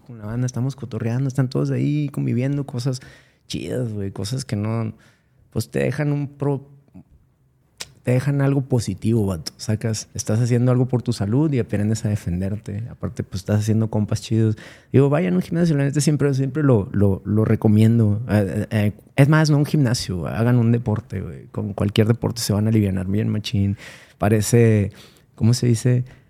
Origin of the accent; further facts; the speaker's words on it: San Nicolás de los Garza, Nuevo León, Mexico; also born or lived in Monterrey; Yo, pues, soy de aquí, de Monterrey, crecí en San Nicolás